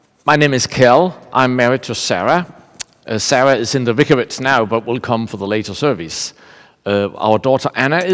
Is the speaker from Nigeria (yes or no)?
no; Denmark; I'm from Denmark